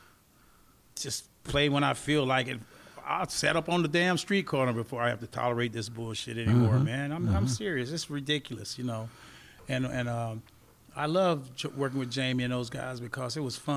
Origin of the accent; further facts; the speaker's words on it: Kissimmee, Florida, United States; I grew up in Kissimmee, Florida